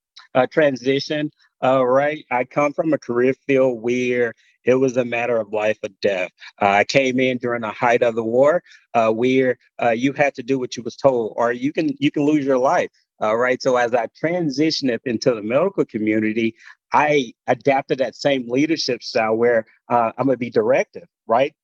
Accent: Gulfport, Mississippi, United States; moved away as an adult; I'm originally from Gulfport, Mississippi.

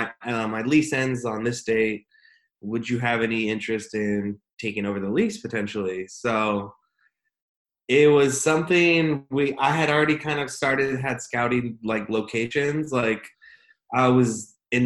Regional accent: Visalia, California, United States; also born or lived in West Covina, California; now in Austin, United States; I was ended up being raised, though, in the Central Valley of California, specifically in a little town called Visalia, California

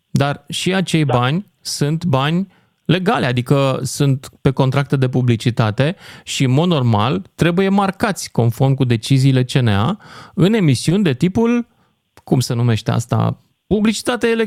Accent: Iași, Iași County, Romania; eu sunt din Iași.

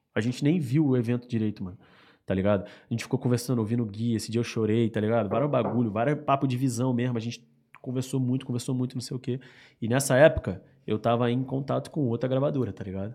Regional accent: Rio de Janeiro, Brazil; also born or lived in Baixada Fluminense; Eu fui pra Rocinha quando eu tinha mais ou menos uns seis anos de idade

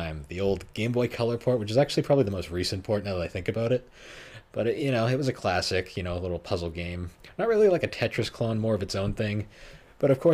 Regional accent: New England, United States; We grew up in the New England area

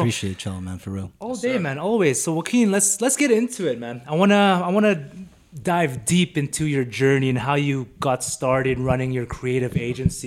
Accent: Vancouver, British Columbia, Canada; now in Calgary, Canada; me and you were born and raised in Vancouver

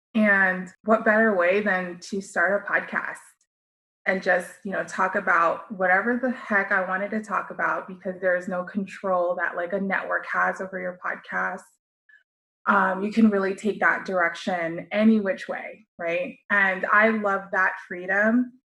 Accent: United States; as a Filipino American, I was forced to learn the American way and then also still try to embody my Filipino culture

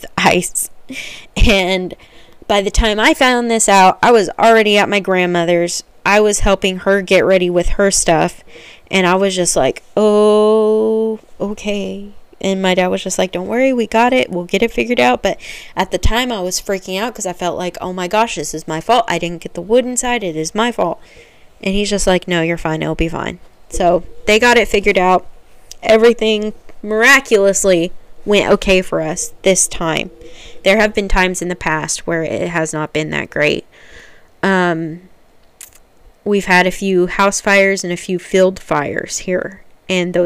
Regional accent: Oklahoma, United States; I'm from Oklahoma.

